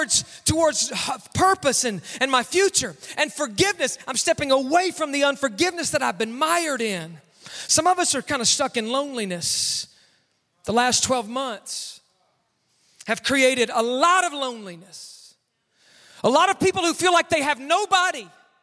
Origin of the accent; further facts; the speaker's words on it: Mississippi, United States; I grew up in the deep, dirty South. I grew up in Mississippi. I call it the deep, dirty South.